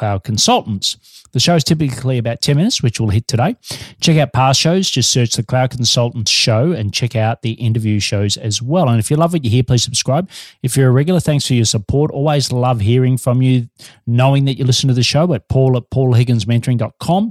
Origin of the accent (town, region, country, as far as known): Australia; also born or lived in Melbourne, Australia